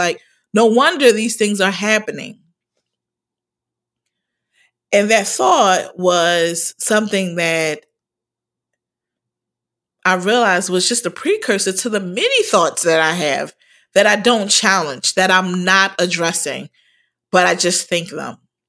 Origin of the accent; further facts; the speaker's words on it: Philadelphia, Pennsylvania, United States; I am I'm from originally from Philadelphia, and I'm the oldest of five.